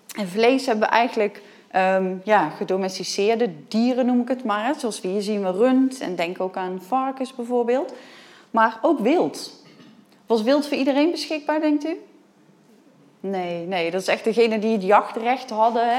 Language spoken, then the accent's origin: Dutch; Nijmegen, Gelderland, Netherlands; ik kom uit Nijmegen